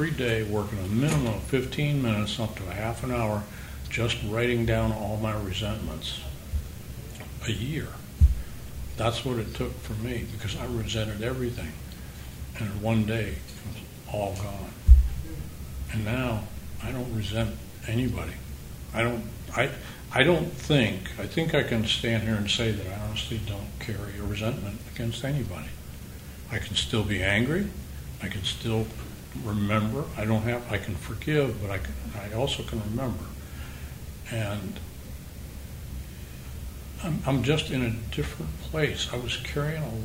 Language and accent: English; Midwest, United States; I grew up in the Midwest